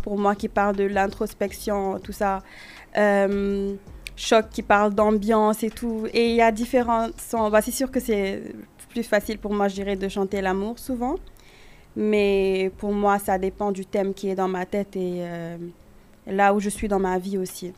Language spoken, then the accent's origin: French; Senegal; also born or lived in United States / Quebec, Canada; now in Canada; j'ai grandi au Sénégal